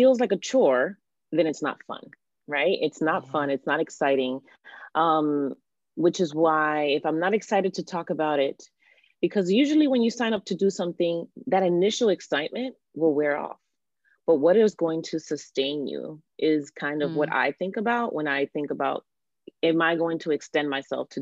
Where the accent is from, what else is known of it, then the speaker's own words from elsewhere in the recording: Miami, Florida, United States; now in New Jersey, United States; I am originally from Miami, Florida, and now live in New Jersey